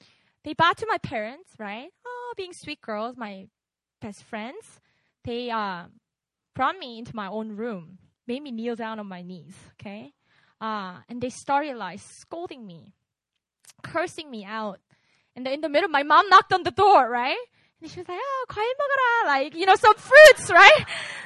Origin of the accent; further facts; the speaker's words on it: Busan, South Korea; English is a second language; moved away; I grew up in Busan